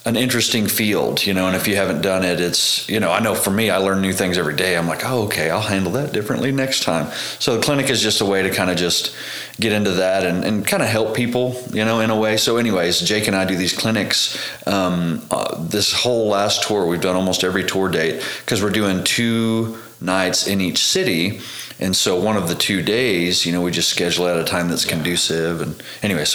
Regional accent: Tishomingo, Oklahoma, United States; also born or lived in Amarillo, Texas; I grew up in Tishomingo, Oklahoma

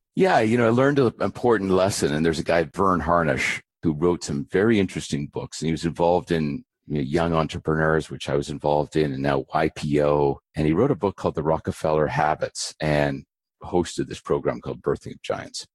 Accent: Abbotsford, British Columbia, Canada; born or raised there; also born or lived in Vancouver, British Columbia

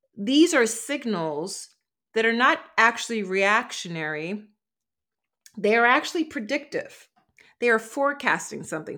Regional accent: Philadelphia, Pennsylvania, United States; I'm from Philly

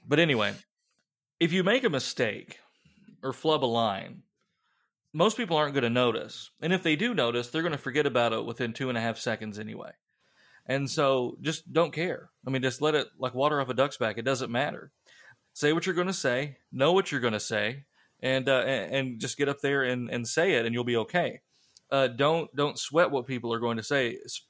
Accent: Columbus, Ohio, United States; born there; I was born in Columbus, could happen, but I don't know.

